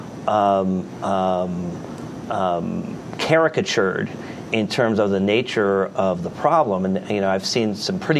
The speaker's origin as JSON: {"language": "English", "country": "United States", "said": "as an American"}